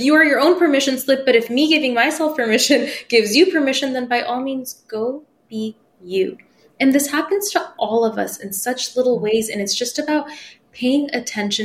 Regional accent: United States; first language Persian; English is a second language; I wasn't born in America. And when we came here, I was like 2 and we only spoke Farsi at home

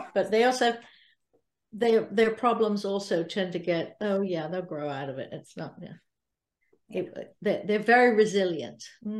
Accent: Salisbury, South West England, United Kingdom; moved away; I'd lived in Salisbury. I was born and raised in Salisbury.

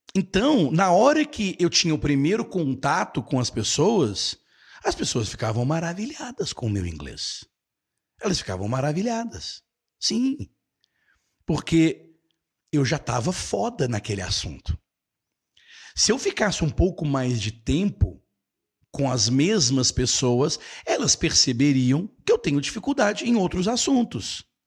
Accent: Brazil; also born or lived in United States; eu sou do Brasil

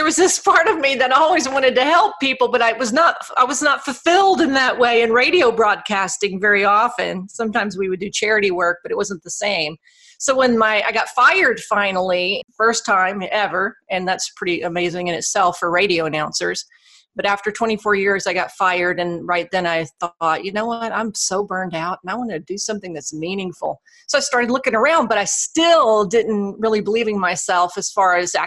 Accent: Alexandria, Louisiana, United States; I fell into radio broadcasting in my hometown of Alexandria, Louisiana

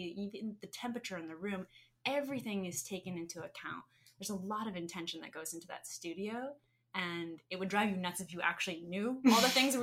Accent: Arizona, United States; I'm native Arizonan

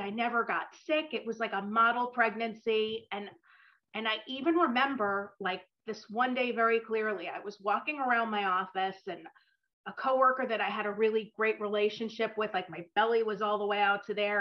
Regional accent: suburban New Jersey, United States; also born or lived in New York; I grew up in suburban New Jersey, but I was born in New York

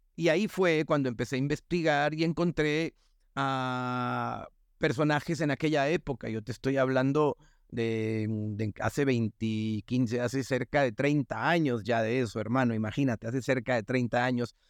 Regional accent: northern Mexico, Mexico; accent: norteña; mi tono, o mi manera de hablar norteña y golpeada

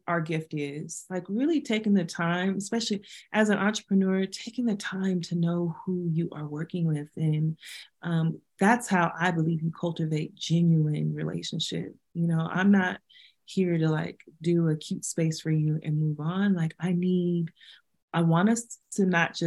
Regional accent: Denver, Colorado, United States; I grew up in Denver, I'm two blocks from City Park

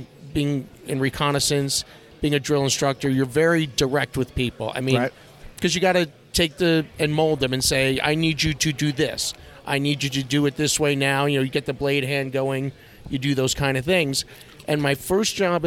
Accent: New York, United States; moved away as an adult; Born and raised in New York

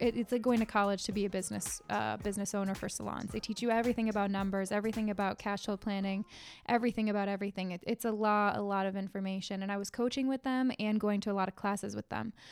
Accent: Connecticut, United States; I'm from Connecticut, born and raised here

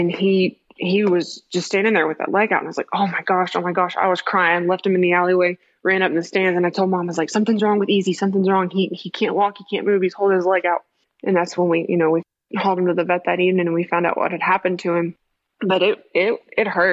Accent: Midland, Texas, United States; I was born and raised here in West Texas, here in Midland

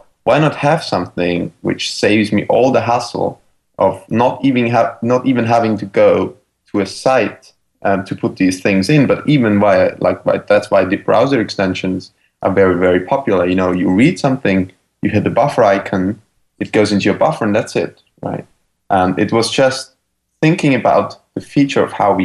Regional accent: Vienna, Austria; moved away as an adult; now in San Francisco, United States; I'm from Austria, from Vienna, actually. And we both moved to San Francisco

